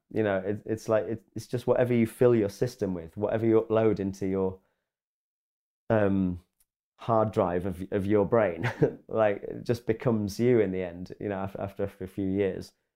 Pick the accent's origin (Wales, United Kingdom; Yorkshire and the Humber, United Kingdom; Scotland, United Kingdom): Yorkshire and the Humber, United Kingdom; Grimsby